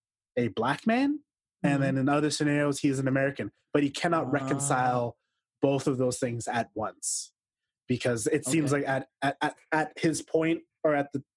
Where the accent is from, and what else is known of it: Toronto, Ontario, Canada; born or raised there